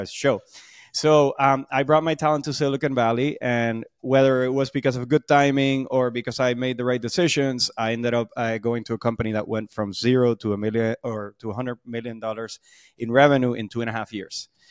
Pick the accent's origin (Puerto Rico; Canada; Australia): Puerto Rico; moved away; also born or lived in Boston; I'm from Puerto Rico, so that's where a lot of, uh, the energy, charisma, um, and, and, and sort of vibe comes from